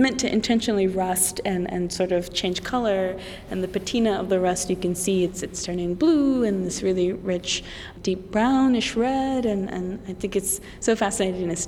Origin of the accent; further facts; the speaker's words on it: the South, United States; now in Massachusetts, United States; I come from the South.